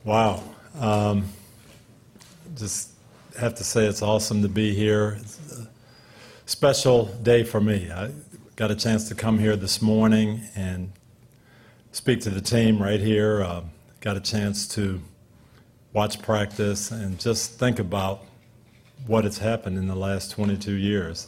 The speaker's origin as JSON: {"language": "English", "town": "Jackson", "region": "Michigan", "country": "United States", "tie": "born or raised there", "moved": "yes", "lives_now": "Tampa, United States", "said": "I was born in Jackson, Michigan"}